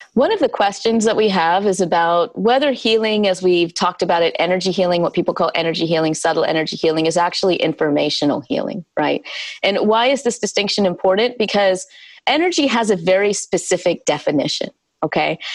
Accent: South Carolina, United States; I was born and raised in the South, in South Carolina

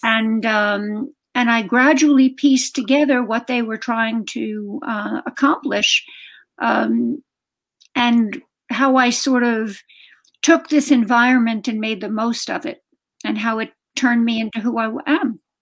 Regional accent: New York City, New York, United States; moved away as an adult; I was from Brooklyn, from a working class family in Brooklyn

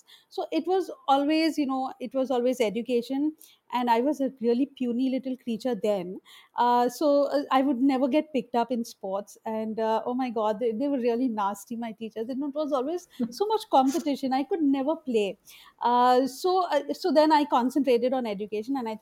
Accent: Mumbai, Maharashtra, India; I grew up in a Muslim ghetto in Bombay, in Madanpura

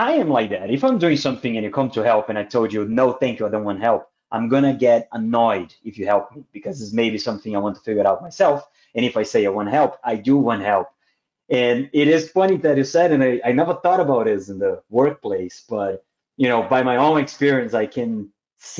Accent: South Region, Brazil; also born or lived in Australia; I'm from Brazil, but in the south of Brazil, there's a lot of German. So my family is very German

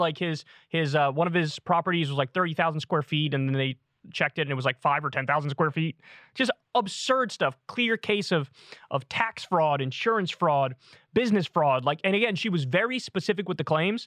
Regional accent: United States; I was born in America. I'm American

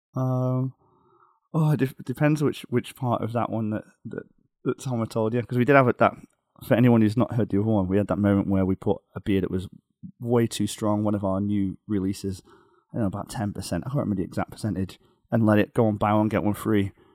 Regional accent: outside Liverpool, North West England, United Kingdom; now in Beijing, China; just outside Liverpool

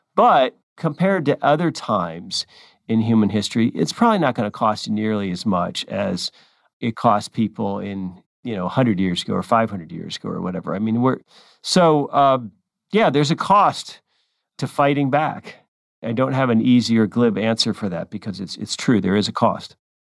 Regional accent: California, United States; California, my home state

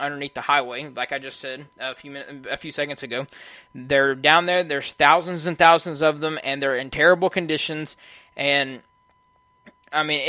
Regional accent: United States; I was born in America

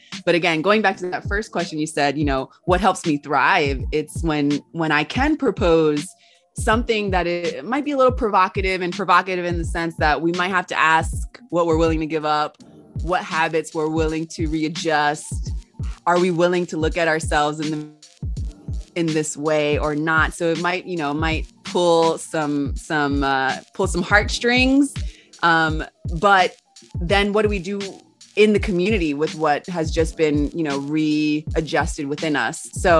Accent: Los Angeles, California, United States; also born or lived in Georgia / Texas; now in Patagonia, Argentina; so I currently live in Patagonia, the original lands of the Mapuche people. I'm originally from Los Angeles. I was born in Los Angeles, California, and I moved between California and Georgia, also Texas for a little bit.

